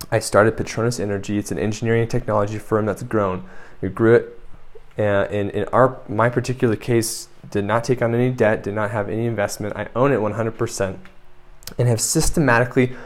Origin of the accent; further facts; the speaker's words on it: United States; moved away as an adult; now in San Miguel de Allende, Mexico; I grew up in the United States